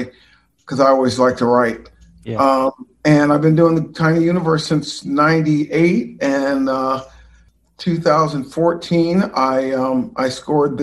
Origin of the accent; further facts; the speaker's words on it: Orange County, Southern California, United States; I'm from Southern California, Orange County.